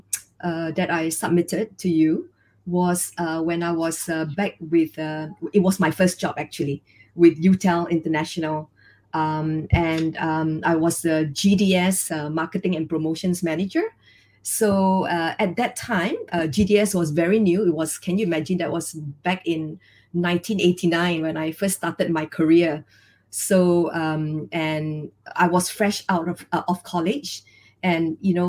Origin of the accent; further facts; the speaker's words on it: George Town, Penang, Malaysia; moved away as an adult; also born or lived in Switzerland; I was born in Penang. It's a small island in West Malaysia